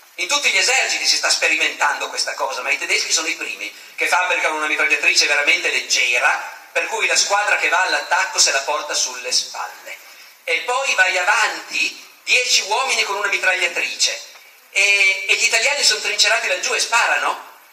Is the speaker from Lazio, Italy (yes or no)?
no; Piedmont, Italy; io sono piemontese